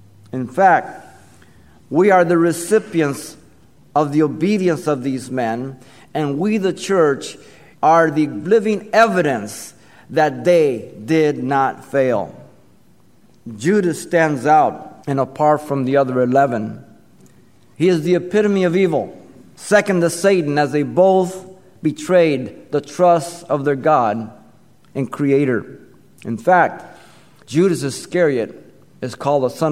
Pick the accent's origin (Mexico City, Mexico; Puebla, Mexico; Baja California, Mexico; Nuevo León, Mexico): Mexico City, Mexico; I remember growing up in Mexico City. I was small, 4, 5, 6 years old.